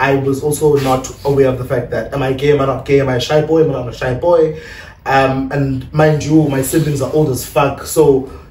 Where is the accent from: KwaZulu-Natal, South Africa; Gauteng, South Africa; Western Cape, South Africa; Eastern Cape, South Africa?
Eastern Cape, South Africa; East London; also born or lived in Ngcobo; from East London, that's then where I kind of grew up